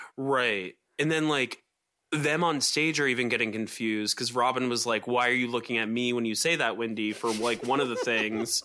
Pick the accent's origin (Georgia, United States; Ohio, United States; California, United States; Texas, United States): Georgia, United States; Atlanta; all those weird McMansions that I grew up around in Atlanta